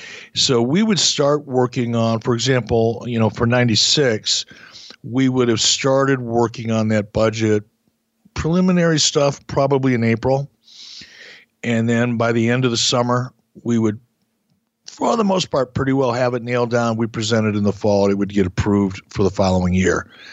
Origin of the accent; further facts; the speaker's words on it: Midwest, United States; maybe it's because I'm from the Midwest.